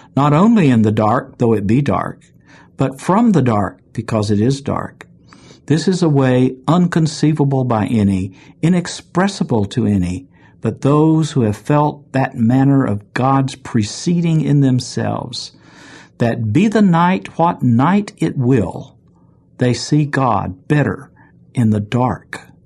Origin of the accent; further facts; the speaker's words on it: Chattanooga, Tennessee, United States; in my hometown of Chattanooga, Tennessee.